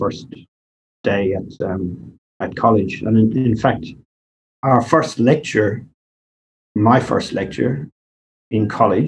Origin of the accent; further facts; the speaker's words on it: Kilkenny, Leinster, Ireland; moved away as an adult; also born or lived in New Zealand / Dublin / Bunbury, Australia; now in Perth, Australia; I grew up in Kilkenny, which, as you would know, is in the southeast of Ireland